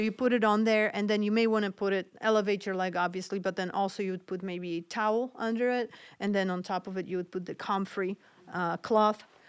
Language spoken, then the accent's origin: English; Poland; moved away; I grew up in Poland, so my family always used a lot of different home remedies